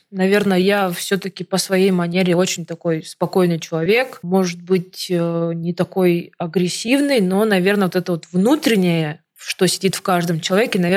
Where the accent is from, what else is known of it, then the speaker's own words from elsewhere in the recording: Siberia, Russia; now in Moscow, Russia; потому что я из Сибири, из маленького городка переехала в Москву и, грубо говоря, своими руками и ногами делать свою жизнь.